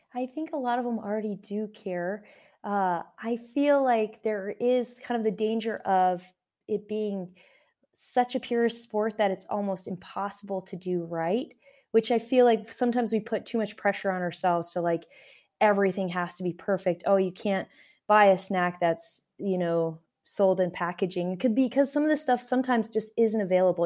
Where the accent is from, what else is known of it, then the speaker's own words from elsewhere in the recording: Alaska, United States; now in Tucson, United States; I grew up in Alaska